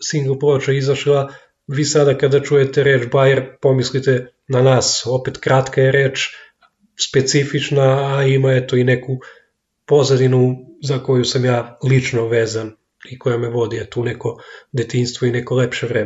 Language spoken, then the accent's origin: Croatian; Knjaževac, Zaječar District, Serbia; dolazim iz Knjaževca